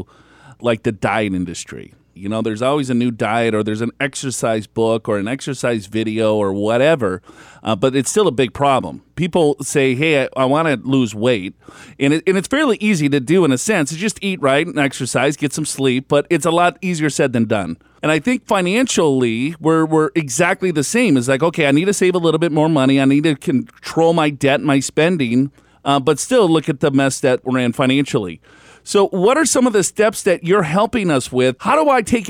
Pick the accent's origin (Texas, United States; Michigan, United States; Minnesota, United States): Minnesota, United States; accent: Minnesota; it's my Minnesota accent